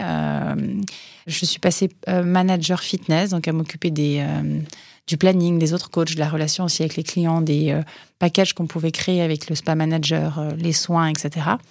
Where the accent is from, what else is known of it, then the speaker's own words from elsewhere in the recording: Hauteville-Lompnes, Auvergne-Rhône-Alpes, France; moved away; also born or lived in Nantua; je suis originaire de l'Ain, donc je suis née à Nantua, hein, les quenelles sauce Nantua, pour ceux qui sont de fins gourmets. Euh, j'ai grandi euh, dans une ville de moyenne montagne qui s'appelle euh, Hauteville-Lompness